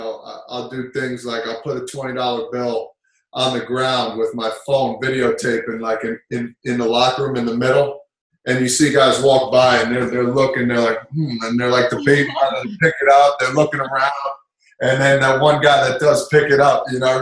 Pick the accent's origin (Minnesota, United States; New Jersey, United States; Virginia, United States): New Jersey, United States; they knew I was from Jersey